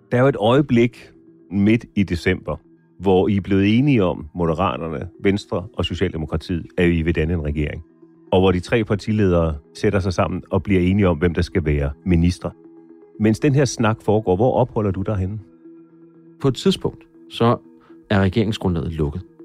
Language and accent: Danish; Birkerød, Capital Region of Denmark, Denmark; Jeg voksede op på Tornevangsvej i Birkerød